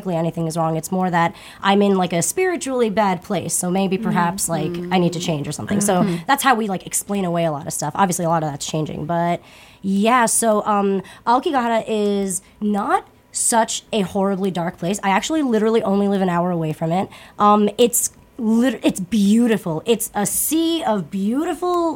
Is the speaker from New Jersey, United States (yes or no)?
yes; New Jersey, United States; I grew up in New Jersey.